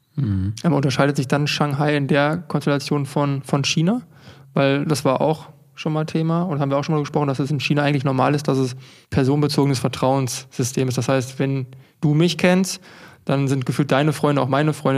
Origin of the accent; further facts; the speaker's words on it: Unna, North Rhine-Westphalia, Germany; Dann kommen wir gerade aus Unna